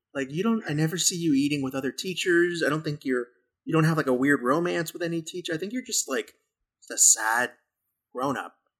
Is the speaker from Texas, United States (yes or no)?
yes; Texas, United States; that's how Texan I am.